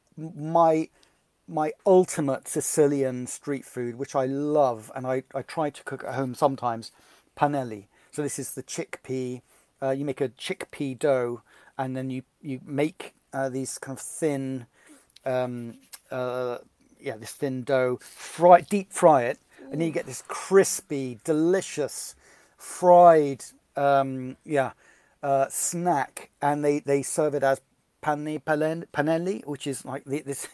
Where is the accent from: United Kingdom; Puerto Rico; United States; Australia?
United Kingdom; Bristol, South West England; growing up in Bristol